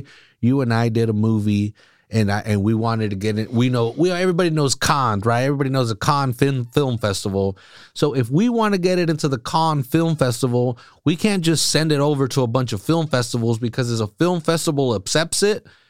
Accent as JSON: {"language": "English", "town": "Salinas", "region": "California", "country": "United States", "tie": "born or raised there", "said": "I grew up here. I grew up a, eleven, you know, from when I was born to when I was eleven. I lived on the east side"}